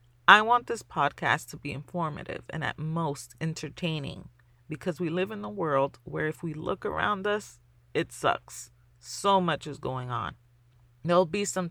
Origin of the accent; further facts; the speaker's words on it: New York City, New York, United States; I'm Dominican. I was born in the Bronx